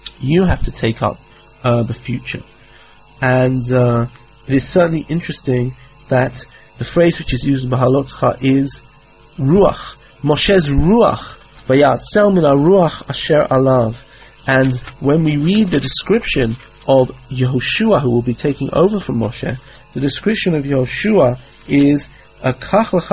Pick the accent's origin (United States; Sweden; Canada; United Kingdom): United Kingdom; England; I grew up in England